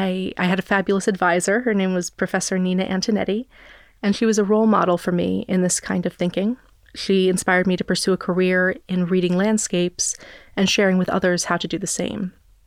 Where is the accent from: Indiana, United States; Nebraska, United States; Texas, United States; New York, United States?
New York, United States; And finally, I grew up near New York City, so I spent a good deal of time in museums as a child as well.